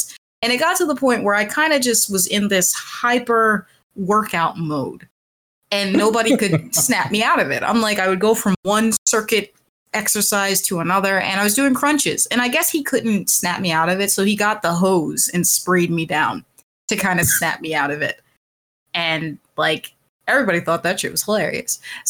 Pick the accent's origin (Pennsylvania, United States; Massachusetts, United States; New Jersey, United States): Pennsylvania, United States